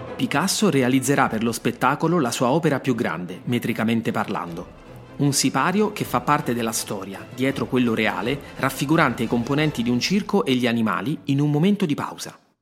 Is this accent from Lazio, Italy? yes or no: yes; Rome, Lazio, Italy; born or raised there